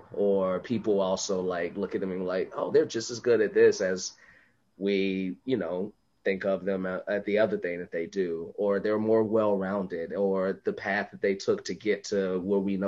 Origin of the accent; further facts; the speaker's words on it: Chicago, Illinois, United States; now in Los Angeles, United States; I grew up in Chicago